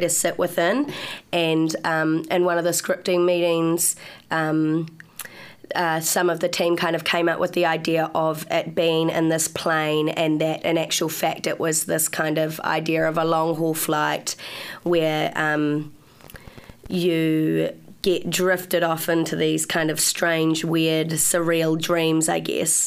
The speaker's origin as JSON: {"language": "English", "town": "Upper Hutt", "region": "Wellington", "country": "New Zealand", "moved": "as an adult", "lives_now": "Wellington, New Zealand", "said": "I'm from Upper Hutt."}